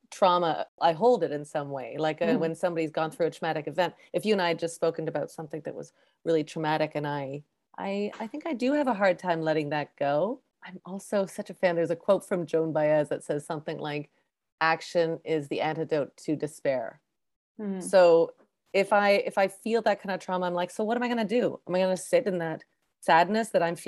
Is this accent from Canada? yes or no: yes; Canada; I'm first generation Canadian